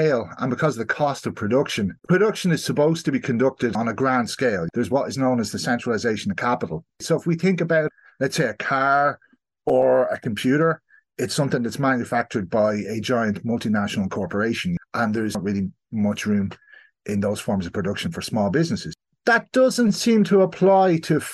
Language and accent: English; South Kildare, Leinster, Ireland; now in East Clare, Ireland; I'm originally from South Kildare